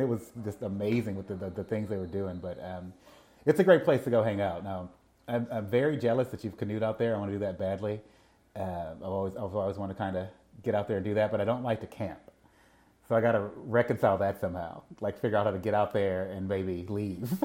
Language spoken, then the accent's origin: English; Mississippi, United States; as a musician growing up in Mississippi